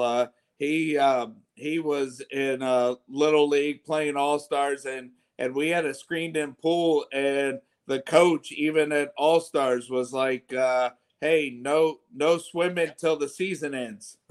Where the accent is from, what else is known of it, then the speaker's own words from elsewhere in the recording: Chesapeake, Virginia, United States; I grew up in Western Branch, but my my wife is a Norfolk native